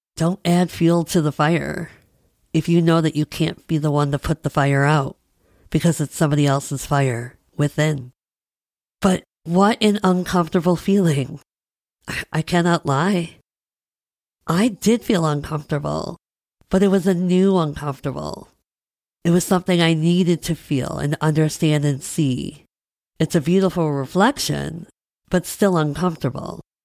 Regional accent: Midwest, United States; I'm a Midwesterner

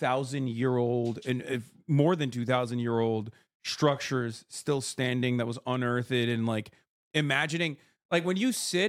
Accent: Istanbul, Turkey; I grew up in Istanbul

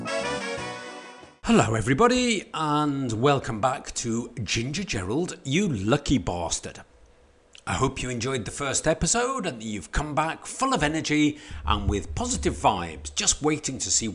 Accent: Stoke-on-Trent, West Midlands, United Kingdom; moved away; a bloke who was born and brought up in Stoke-on-Trent

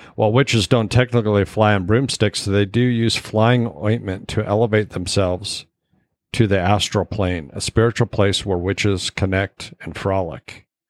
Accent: Alaska, United States; I grew up in Alaska

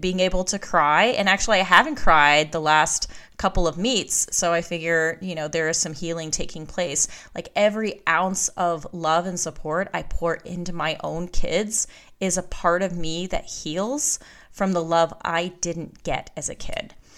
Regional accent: Alaska, United States; now in Georgia, United States; I was born and raised in Alaska

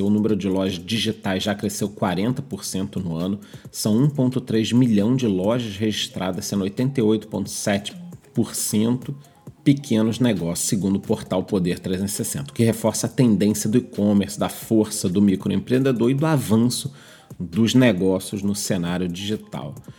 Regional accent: Rio de Janeiro, Brazil; Como carioca, eu

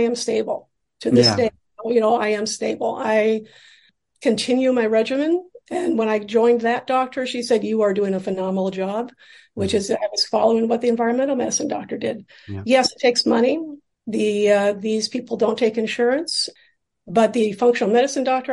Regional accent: Seattle, Washington, United States; moved away as an adult; now in New York City, United States; I grew up in Seattle and I came out to New York City for graduate school in theater set design.

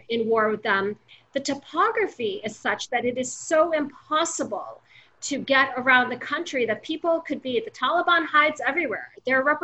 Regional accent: United States

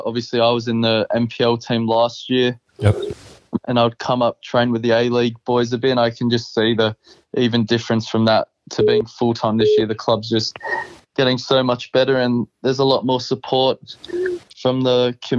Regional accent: England, United Kingdom; Growing up, I was obsessed over in the UK

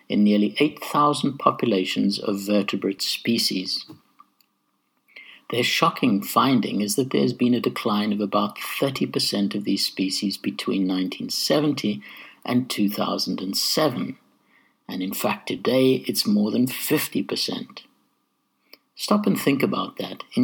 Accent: Zimbabwe; the sort of affinity and respect for nature that I experienced growing up in Zimbabwe

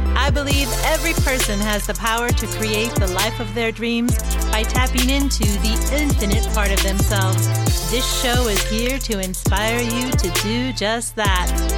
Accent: Pacific Northwest, United States; now in Landers, California, United States; we grew up in the Pacific Northwest, where, of course, everything is very green

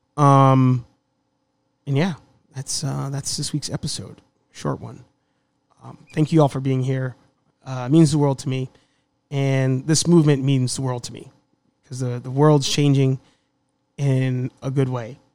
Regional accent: New York City, New York, United States; The Bronx.

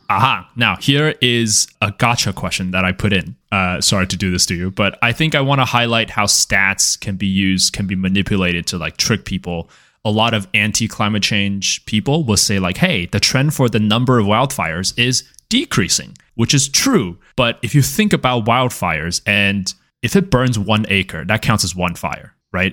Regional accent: California, United States; As a California person

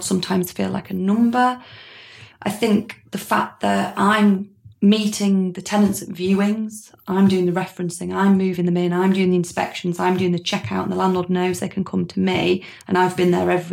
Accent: Harrogate, Yorkshire and the Humber, United Kingdom; also born or lived in Manchester; So I came back from Manchester, back to Harrogate, which is where I'm from

